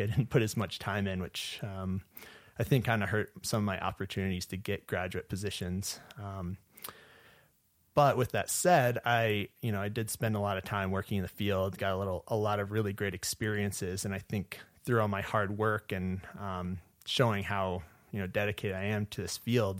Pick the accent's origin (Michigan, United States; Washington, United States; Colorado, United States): Michigan, United States; Portage; moved away as an adult; also born or lived in Tennessee / Upper Peninsula, Michigan / Yellowstone National Park; now in Montana, United States; originally I'm from Portage, Michigan, which is located in southwest Michigan